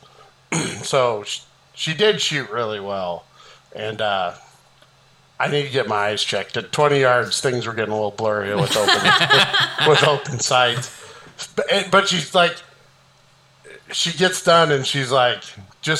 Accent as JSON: {"language": "English", "town": "Tilden", "region": "Nebraska", "country": "United States", "tie": "born or raised there"}